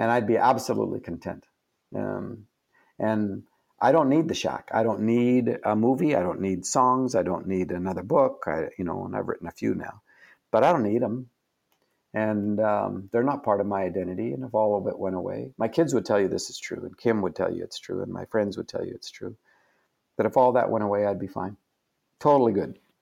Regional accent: Canada; I'm Canadian

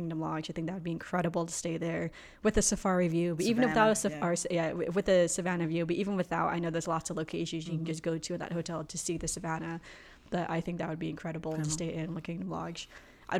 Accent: New Jersey, United States; I grew up in New Jersey

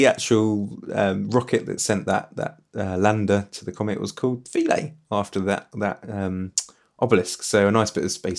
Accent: Worthing, South East England, United Kingdom; I grew up in Worthing, just down the road

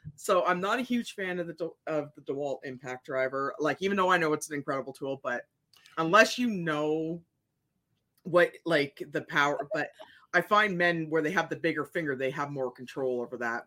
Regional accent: Ontario, Canada; moved away; I grew up in Ontario

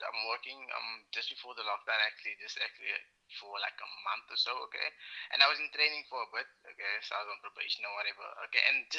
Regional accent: Cape Town, Western Cape, South Africa; okay? I'm from Musenberg side.

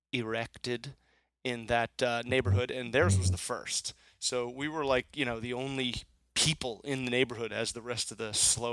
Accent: Chalfont, Pennsylvania, United States; we grew up together in Chalfont in Oxbow Ridge.

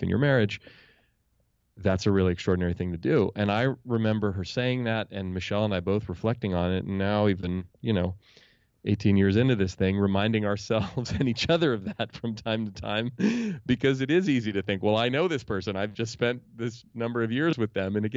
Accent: Oakland, California, United States; I grew up in Oakland, California, here in the San Francisco Bay Area, where I still live.

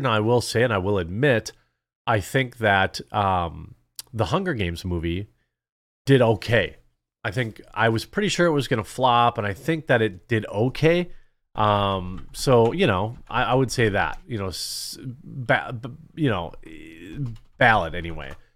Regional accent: Wisconsin, United States; I'm from Wisconsin in America.

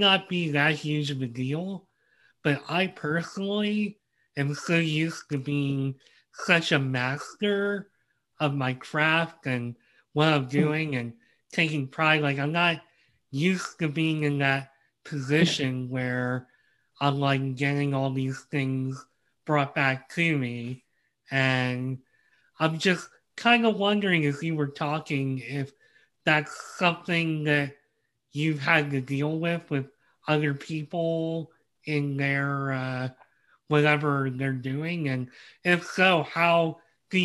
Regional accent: United States; as an American

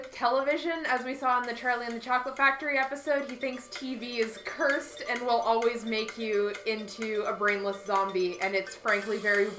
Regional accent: Canada; moved away; No, I'm Canadian.

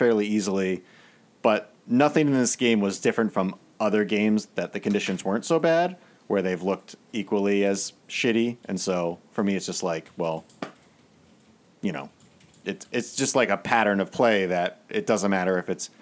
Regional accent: Maryland, United States; I grew up in Maryland.

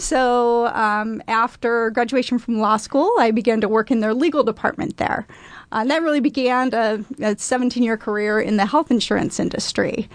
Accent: Council Bluffs, Iowa, United States; moved away as an adult; now in Omaha, United States; I grew up in Council Bluffs, Iowa

